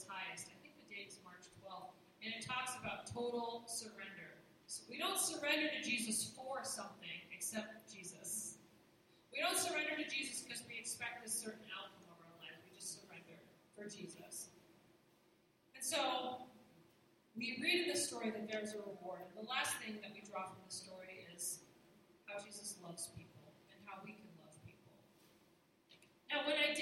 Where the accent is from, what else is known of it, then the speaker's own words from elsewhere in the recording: New Hampshire, United States; I'm from New Hampshire